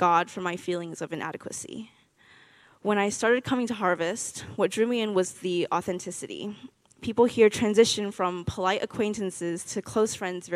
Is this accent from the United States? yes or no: yes; Orlando, Florida, United States; also born or lived in Taiwan / Tallahassee, Florida; I was born in Taiwan, and I moved to Orlando when I was 6